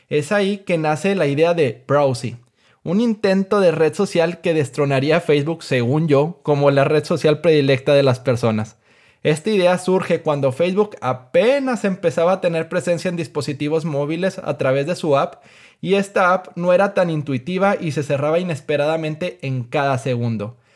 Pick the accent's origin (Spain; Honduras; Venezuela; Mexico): Mexico; soy un emprendedor mexicano de 27 años de edad.